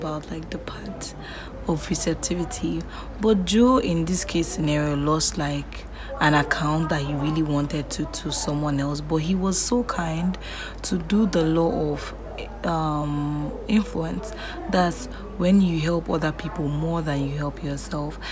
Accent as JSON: {"language": "English", "country": "Nigeria", "said": "as an African, as a Nigerian"}